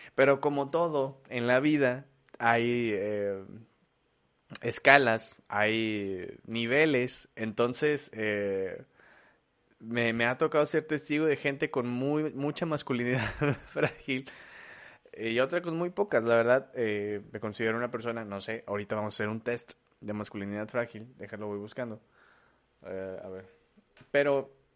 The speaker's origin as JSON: {"language": "Spanish", "country": "Mexico", "said": "en mi país, es mío"}